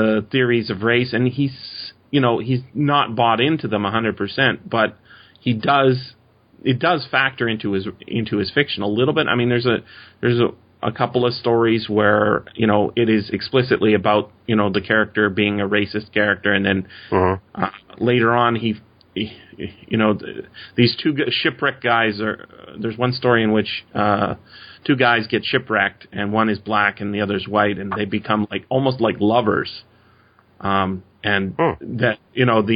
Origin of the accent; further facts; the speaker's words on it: Canada; as a Canadian, we have, my family has been involved in Canadian politics for many decades